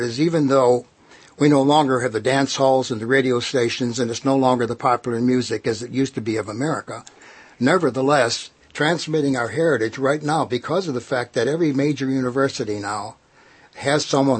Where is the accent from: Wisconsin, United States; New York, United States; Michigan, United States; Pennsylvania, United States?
Michigan, United States; Detroit; I came up from Detroit like he did, you know, maybe 20 years earlier.